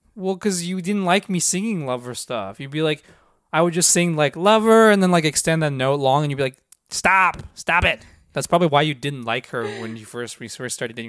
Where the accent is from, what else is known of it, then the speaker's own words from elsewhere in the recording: Seattle, Washington, United States; I grew up in Seattle